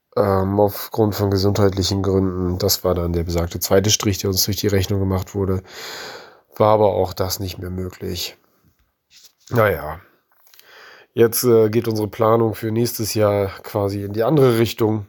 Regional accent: near East Frisia, Lower Saxony, Germany; wir kommen ganz aus dem Nordwesten Deutschlands, also kurz vor Ostfriesland

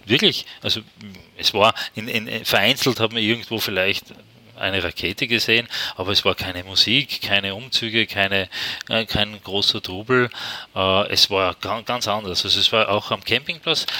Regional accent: Austria; Und ich als Österreicher

